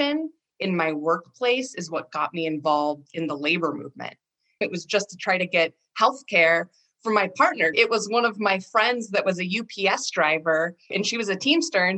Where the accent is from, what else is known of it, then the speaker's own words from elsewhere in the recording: Rockford, Washington, United States; I also grew up in a very rural area of Eastern Washington, out on the Palouse, south of Spokane, small farming town called Rockford, Washington.